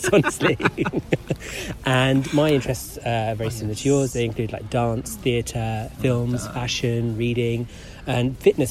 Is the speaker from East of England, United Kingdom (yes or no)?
no; London, United Kingdom; I'm born and bred in London. Interesting fact, I was born in the same hospital as Prince William.